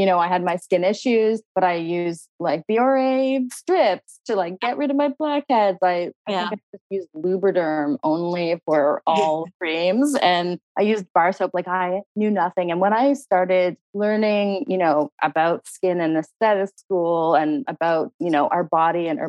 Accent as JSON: {"language": "English", "town": "Halifax", "region": "Nova Scotia", "country": "Canada", "also_born_or_lived": "New York / Toronto", "moved": "yes", "said": "I'm Canadian. I'm from Halifax, Nova Scotia"}